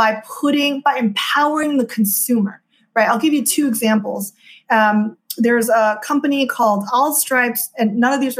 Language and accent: English; Houston, Texas, United States; moved away as an adult; also born or lived in China / East Coast, United States; now in California, United States; I grew up in Houston, Texas